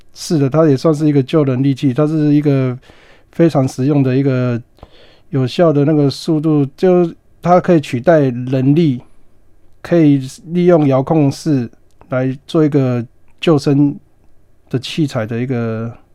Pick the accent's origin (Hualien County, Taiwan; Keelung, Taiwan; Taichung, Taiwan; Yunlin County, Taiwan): Hualien County, Taiwan; Qixingtan fishing village; 我住在七星潭的渔村长大